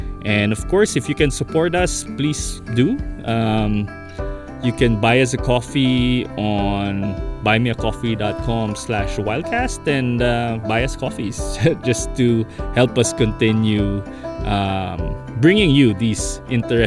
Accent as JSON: {"language": "English", "country": "Philippines", "said": "as a Filipino who is so connected to family, as a Nigerot who is connected to community"}